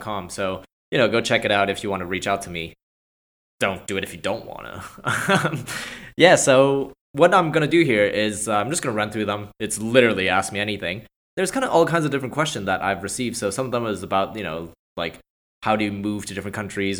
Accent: Montreal, Quebec, Canada; moved away as an adult; also born or lived in Hong Kong / London / Bay Area; now in California, United States; I was born and raised in Montreal, Canada

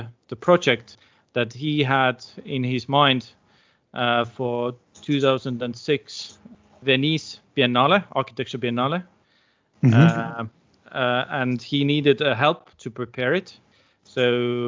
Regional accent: Tartu, Tartu County, Estonia; also born or lived in Algeria; I am originally from Tartu, so I have lived most of my life in Tartu.

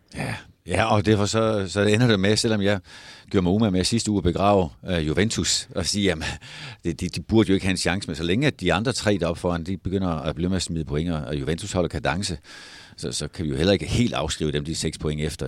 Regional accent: Denmark; vi som danskere

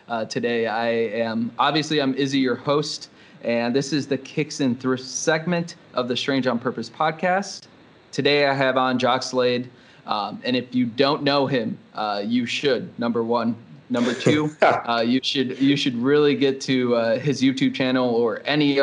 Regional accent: Milwaukee, Wisconsin, United States; I'm from Milwaukee, Wisconsin.

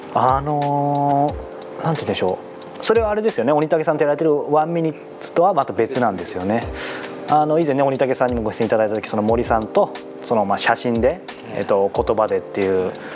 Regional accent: Yokohama, Kanagawa, Japan; 僕もまあずっと横浜に横浜育ち

